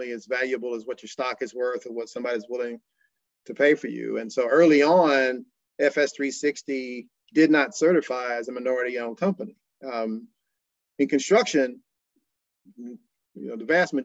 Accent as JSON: {"language": "English", "region": "Kentucky", "country": "United States", "also_born_or_lived": "Los Angeles", "moved": "yes", "lives_now": "Atlanta, United States", "said": "I'm actually from Kentucky and lived in Los Angeles for 13 years."}